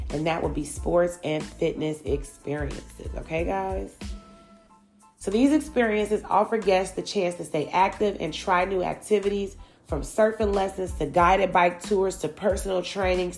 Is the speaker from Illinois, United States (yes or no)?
yes; Chicago, Illinois, United States; now in Atlanta, United States; I grew up in Chicago, Illinois, but living in Atlanta has truly introduced me to even more cultures than I saw back home.